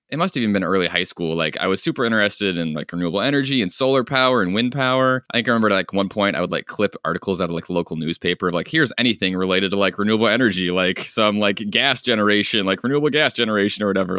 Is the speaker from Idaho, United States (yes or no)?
yes; Bonners Ferry, Idaho, United States; moved away as an adult; also born or lived in Michigan; I grew up in North Idaho, so way out west, small town